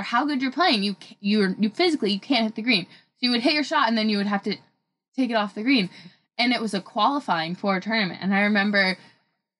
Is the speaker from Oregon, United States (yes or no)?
yes; Oregon, United States; growing up in the Oregon